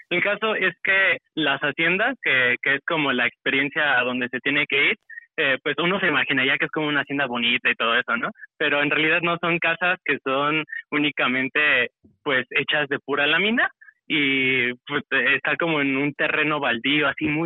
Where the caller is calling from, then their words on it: Mexico City, Mexico; Eh, de Ciudad de México.